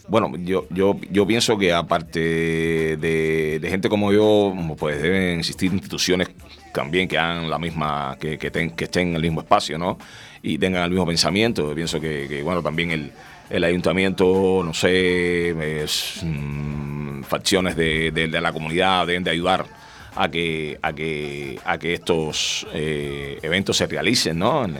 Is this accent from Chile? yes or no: no; Cuba; el cubano que soy